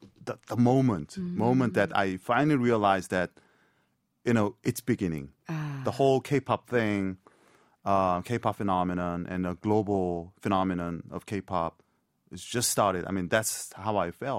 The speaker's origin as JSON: {"language": "English", "town": "Paju", "region": "Gyeonggi Province", "country": "South Korea", "also_born_or_lived": "United States", "moved": "as an adult"}